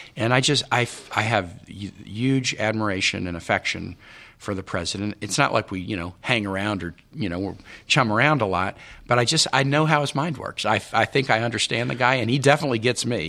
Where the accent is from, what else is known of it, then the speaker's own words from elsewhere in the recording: Kansas City, United States; also born or lived in Richmond, Virginia / Honduras; now in Virginia, United States; I'm from Kansas City. I mean, I'm not really a Virginian